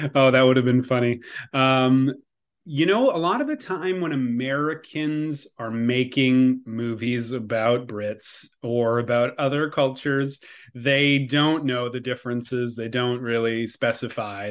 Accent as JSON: {"language": "English", "region": "Quebec", "country": "Canada", "accent": "Quebecois", "said": "my Quebecois accent"}